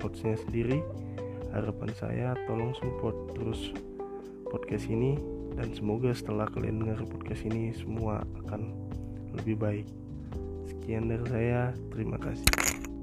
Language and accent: Indonesian; Medan, North Sumatra, Indonesia; saya dari Medan